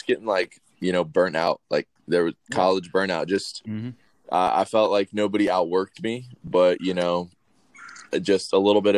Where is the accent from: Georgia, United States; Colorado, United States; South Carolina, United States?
Georgia, United States; Gwinnett County; I'm from Gwinnett County, in Georgia. We're just northeast of Atlanta. I've been here just about my whole life.